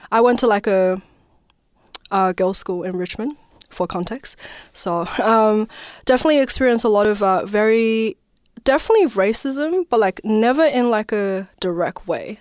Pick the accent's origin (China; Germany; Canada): China; province next to Tibet, Southwest China; also born or lived in Naarm (Melbourne), Australia; now in Melbourne, Australia; I was born and raised in China, southwest of China, which is the province, um, that's next to Tibet